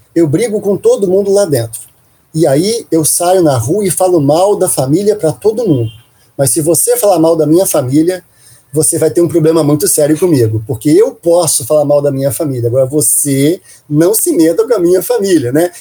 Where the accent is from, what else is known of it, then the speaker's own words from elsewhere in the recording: Minas Gerais, Brazil; eu sou de origem de Minas Gerais, eu sou mineiro